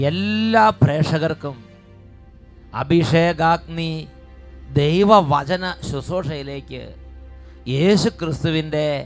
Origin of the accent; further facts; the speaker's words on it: Poomala, Kerala, India; ഞാൻ തൃശ്ശൂർ അതിരൂപത പൂമല ഇടവകയിൽ നിന്നും വരുന്നു